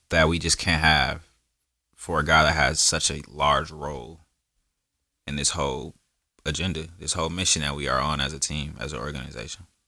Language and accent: English; Milwaukee, Wisconsin, United States; I was born in Milwaukee